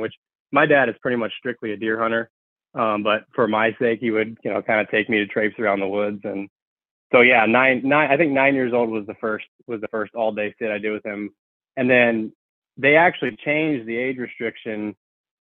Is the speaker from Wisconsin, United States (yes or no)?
yes; Hayward, Wisconsin, United States; I'm actually from Hayward, Wisconsin, which for those of you who aren't familiar is the north, kind of in the northwestern part of the state. It's a really cool area, actually. I've lived about 98% of my life here. But yeah, I grew up in a hunting family